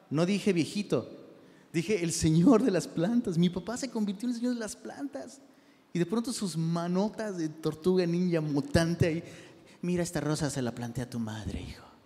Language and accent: Spanish; Taxco, Guerrero, Mexico; Y, de hecho, ahora que fui a Tasco, sí sabías que soy de Tasco, ¿eh?